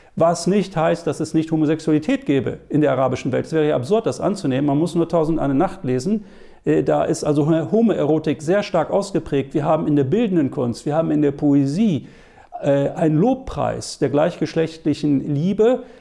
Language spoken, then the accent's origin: German; Germany; bei uns in Deutschland